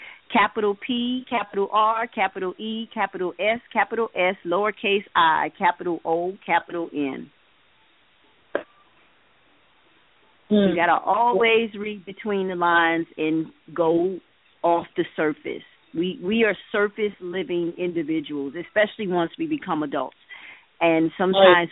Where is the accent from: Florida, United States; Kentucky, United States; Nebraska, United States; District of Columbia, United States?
Florida, United States; Miami; I am a Miami native, born and raised in Miami, Florida